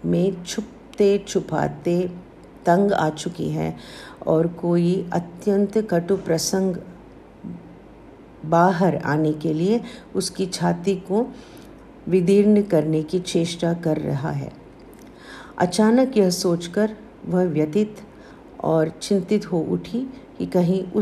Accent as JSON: {"language": "Hindi", "region": "South India", "country": "India", "said": "मैं south Indian हूँ"}